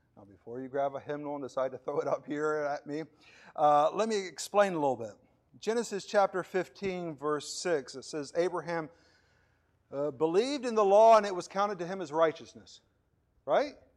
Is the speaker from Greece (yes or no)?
no; Puerto Ordaz, Bolívar, Venezuela; moved away; I was, uh, a young kid living, growing up in Venezuela and, uh, the city of Puerto Ordaz